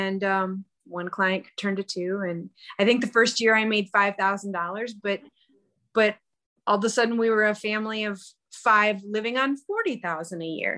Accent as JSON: {"language": "English", "region": "South Dakota", "country": "United States", "also_born_or_lived": "Minneapolis", "said": "We're both from South Dakota, but kind of originally East River kids"}